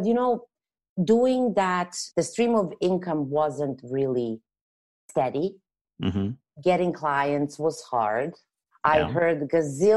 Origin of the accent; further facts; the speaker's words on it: Serbia; English is a second language; moved away as an adult; now in Canada; I'm not originally from here, hence the accent that I can't get rid of. But I'm from Europe, from Serbia. So I moved after I graduated college